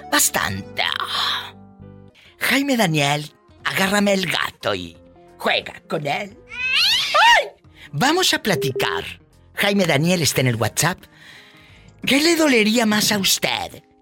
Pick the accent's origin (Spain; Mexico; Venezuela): Mexico; Jalisco; De Mero Jalisco.